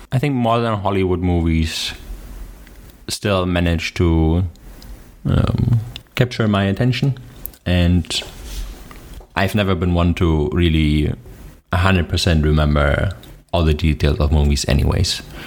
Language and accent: English; Germany; accent: German; English is a second language; My German accent